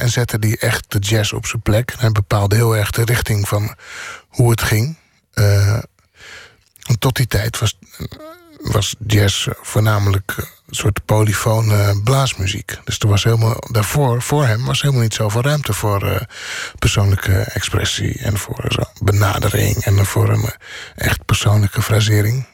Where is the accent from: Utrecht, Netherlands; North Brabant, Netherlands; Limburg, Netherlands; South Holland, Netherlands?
South Holland, Netherlands; Bodegraven; moved away; also born or lived in The Hague; En ik ben opgegroeid in Bodegraaf. En ik ben daarna vrij snel in Den Haag gaan wonen